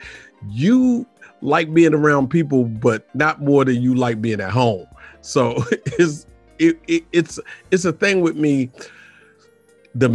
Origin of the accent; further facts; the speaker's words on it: Washington, District of Columbia, United States; also born or lived in Suitland, Maryland / University of Maryland; I'm from Georgia. Avenue. Yeah. In Washington, D.C. So, yeah, there up until my junior high years. And then we moved, my mother and I moved to Suitland